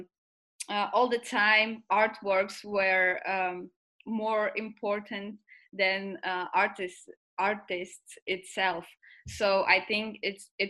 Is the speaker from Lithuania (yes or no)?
yes; Lithuania; now in Belgium; So I'm from Lithuania. 8 years ago I came to Belgium.